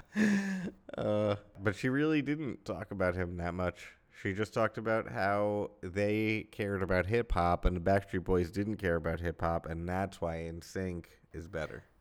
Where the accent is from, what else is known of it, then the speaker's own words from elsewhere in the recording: United States; being American, being male, and being the same age as her